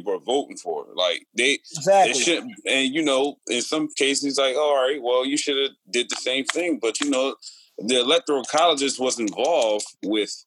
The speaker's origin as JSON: {"language": "English", "country": "United States", "said": "as American people"}